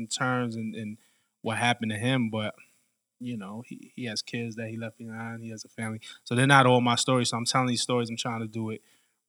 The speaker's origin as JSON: {"language": "English", "town": "New York City", "region": "New York", "country": "United States", "tie": "born or raised there", "said": "I grew up in Flatbush, Brooklyn"}